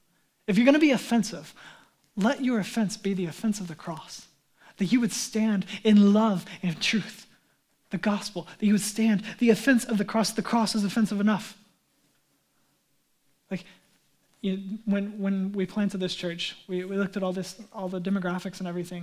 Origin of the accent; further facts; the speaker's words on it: United States; Whoa, I'm American. I'm a self-made man.